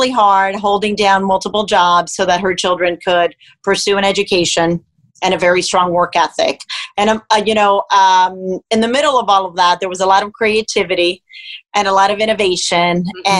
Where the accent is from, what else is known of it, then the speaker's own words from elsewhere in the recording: Miami, Florida, United States; also born or lived in Cuba; And so I ended up growing up in Miami, Florida that's actually where I went to school, but I was raised by a single mom um, with a brother and a sister.